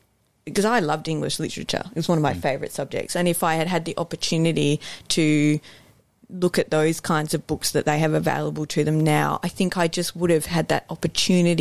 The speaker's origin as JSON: {"language": "English", "country": "Australia", "also_born_or_lived": "Ireland / Sydney", "accent": "Aussie", "lives_now": "Perth, Australia", "said": "because I am Irish, so we migrated to Australia when I was very young. You can tell I have an Aussie accent."}